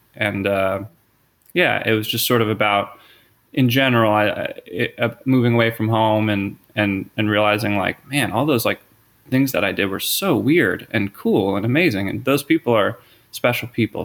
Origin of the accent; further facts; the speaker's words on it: Philadelphia, Pennsylvania, United States; moved away as an adult; also born or lived in Los Angeles; I grew up in the Philadelphia area.